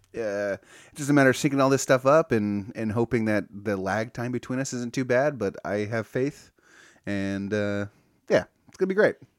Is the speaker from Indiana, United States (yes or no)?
no; California, United States; I grew up here in California